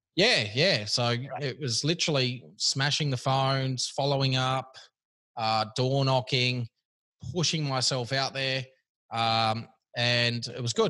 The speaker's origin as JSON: {"language": "English", "town": "Sydney", "region": "New South Wales", "country": "Australia", "tie": "born or raised there", "also_born_or_lived": "Kirra Beach, Queensland", "said": "I grew up here in Sydney and then moved as soon as I could uh, out of here."}